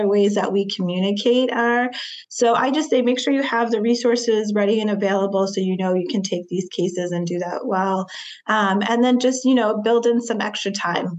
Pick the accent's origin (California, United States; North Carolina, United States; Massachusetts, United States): Massachusetts, United States; North Shore; I grew up in the North Shore. And just thinking about the nuances of just living in like our small state of Massachusetts